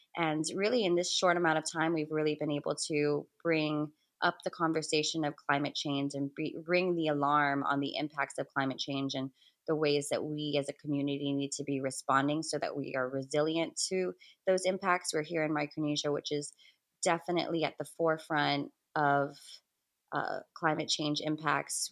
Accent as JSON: {"language": "English", "country": "Guam", "said": "I'm from the Mariana Islands, primarily residing in Guahan, or Guam as it's better known, in the Western Pacific"}